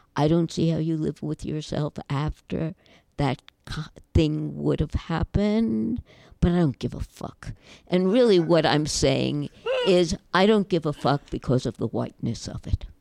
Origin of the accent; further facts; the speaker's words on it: United States; I am obviously an American Jewish girl